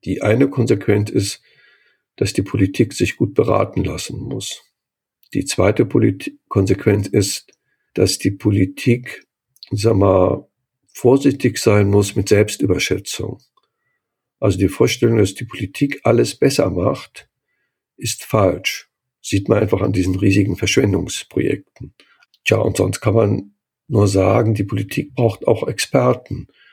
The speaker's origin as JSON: {"language": "German", "town": "Cologne", "region": "North Rhine-Westphalia", "country": "Germany", "tie": "born or raised there", "moved": "yes", "said": "ich komme ja aus Köln, ich bin da geboren, arbeite, lebe zwar jetzt nicht mehr"}